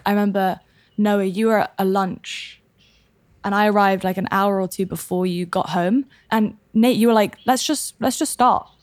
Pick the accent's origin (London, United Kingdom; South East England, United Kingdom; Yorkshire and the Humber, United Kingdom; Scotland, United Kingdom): London, United Kingdom; moved away; also born or lived in south of France; Born and raised in London.